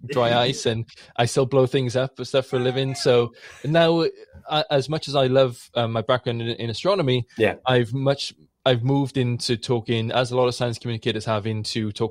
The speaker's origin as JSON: {"language": "English", "town": "Blackwood", "region": "Wales", "country": "United Kingdom", "tie": "born or raised there", "said": "I grew up in the South Wales Valleys in Blackwood, or just outside Pontlon Fryth."}